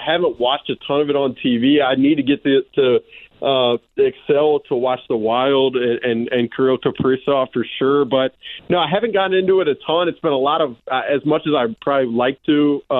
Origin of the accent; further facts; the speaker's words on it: Alabama, United States; also born or lived in Kansas City; now in Minnesota, United States; I'm from Alabama originally.